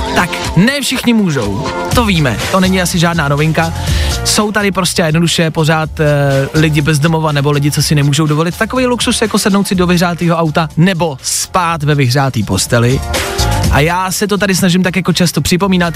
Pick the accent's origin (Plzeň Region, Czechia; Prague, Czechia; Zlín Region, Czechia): Plzeň Region, Czechia; Pilsen; V Plzni, protože jsem z Plzně, si pamatuju, že se jezdilo u Ježíška